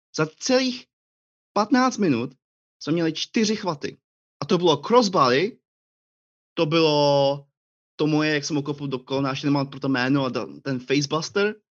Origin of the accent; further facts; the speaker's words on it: Planá, Plzeň Region, Czechia; moved away as an adult; now in Scotland, United Kingdom; Já jsem uh, uh, plana u Marianských lázní, to je moje rodní město